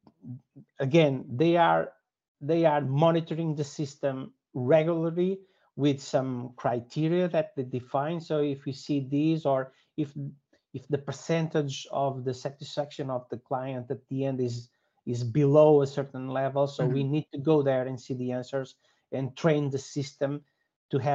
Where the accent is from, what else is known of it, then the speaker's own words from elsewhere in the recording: Portugal; I'm from Portugal